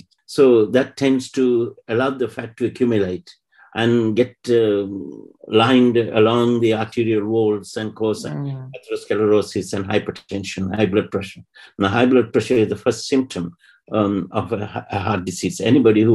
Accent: Sri Lanka; moved away as an adult; I come from Sri Lanka, which is a Southeast Asian country.

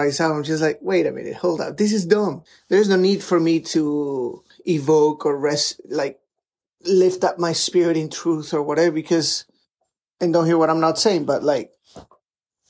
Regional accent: Peru; moved away; I grew up in Peru, and my dad was a faculty, was part of the seminary department out there in the Peruvian university

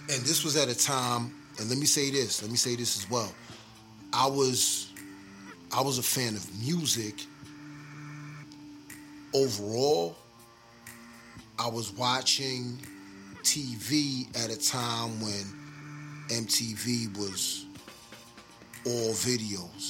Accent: New York City, New York, United States; moved away; also born or lived in Long Island, New York / Atlanta, Georgia; I'm originally from the Bronx, and I stayed out on Long Island as well.

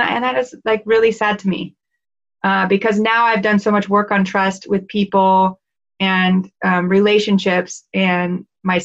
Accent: Dallas, Texas, United States; moved away; I'm from Dallas originally

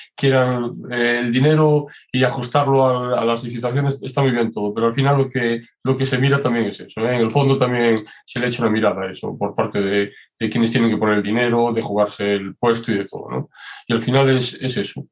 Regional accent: Galicia, Spain; yo soy muy gallego.

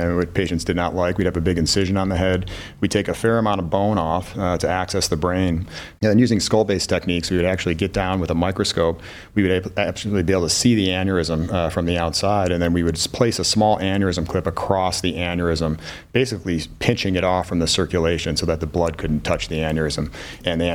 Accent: Buffalo, New York, United States; moved away as an adult; now in Cleveland, United States; I'm from Buffalo, New York originally

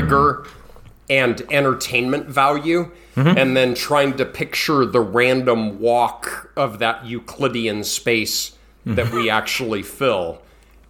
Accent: Colorado, United States; I'm from Colorado

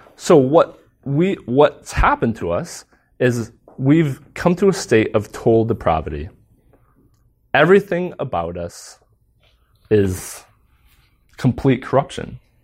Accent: United States; moved away; I'm American

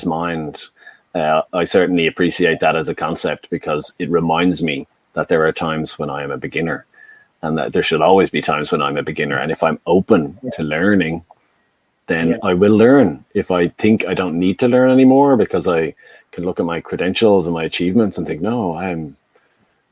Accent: Ireland; we are white Irish

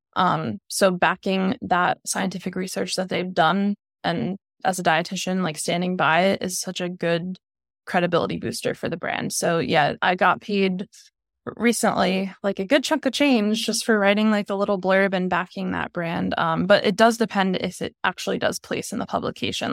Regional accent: New York, United States; moved away as an adult; now in Rhode Island, United States; I'm from New York

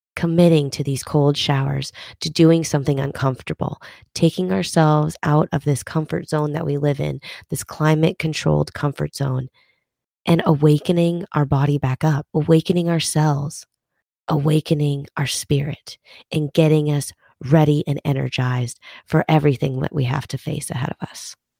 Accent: Minnesota, United States; now in Texas, United States; I'm originally, well, not originally, guess I moved there when I was eight, but I'm from Minnesota

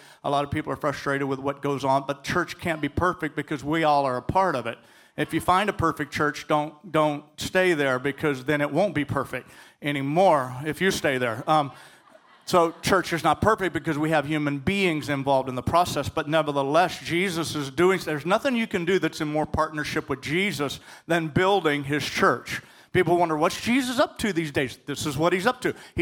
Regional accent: Midwest, United States; moved away as an adult; also born or lived in Northwest, United States; I grew up in the Midwest, and then the Lord sent us to the Northwest

